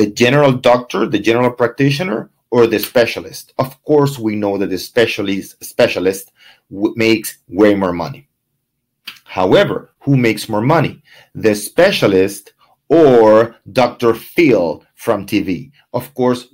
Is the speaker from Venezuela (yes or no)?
yes; Venezuela; now in Coral Gables, United States; My background, I'm from Venezuela